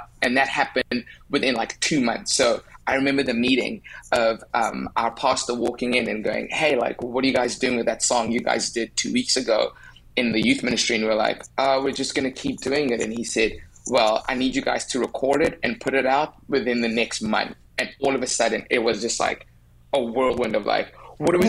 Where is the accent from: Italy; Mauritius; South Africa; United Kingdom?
South Africa; accent: South African; moved away as an adult; now in United States; I'm from South Africa. I've lived there my whole life.